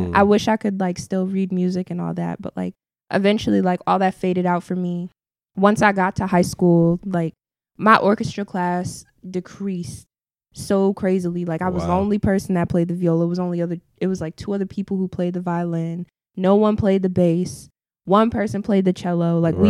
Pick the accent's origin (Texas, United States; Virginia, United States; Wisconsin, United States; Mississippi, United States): Virginia, United States; Newport News; Well, for me, I think it was pretty okay. I grew up uptown. My family is from downtown.